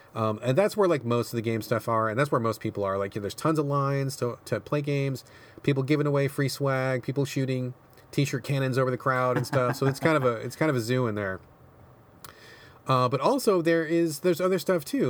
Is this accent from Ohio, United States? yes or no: no; Seattle, Washington, United States; my hometown of Seattle